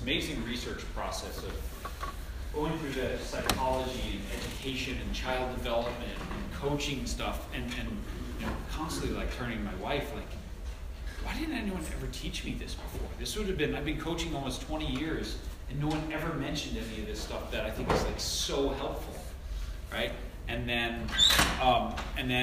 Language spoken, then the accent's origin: English; Long Island, New York, United States; moved away; also born or lived in Vermont / Portland; I grew up in New York and I was a multi-sport kid